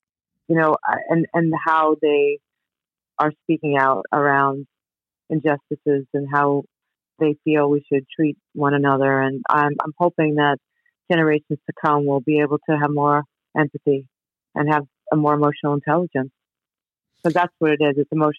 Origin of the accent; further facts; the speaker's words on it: Queens, New York, United States; I remember the first time I grew up in New York, first time I was in the city. I grew up in Queens, and I was walking with my family